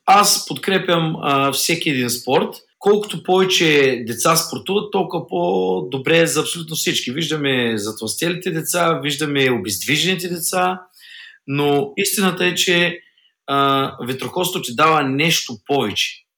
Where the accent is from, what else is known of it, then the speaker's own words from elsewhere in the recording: Bulgaria; аз съм от България